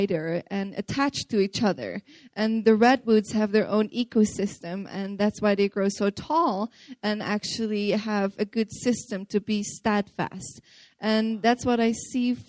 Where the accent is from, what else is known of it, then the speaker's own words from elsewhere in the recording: Netherlands; I'm from the Netherlands